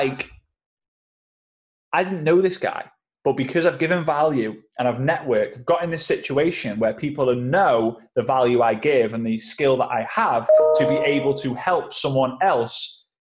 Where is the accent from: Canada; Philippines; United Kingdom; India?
United Kingdom; England; I'm an English guy